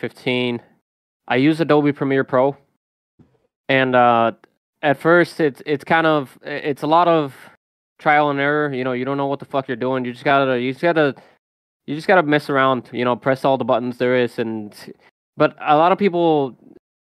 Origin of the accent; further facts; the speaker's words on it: Puerto Rico; moved away as an adult; also born or lived in United States; I was born and raised in Puerto Rico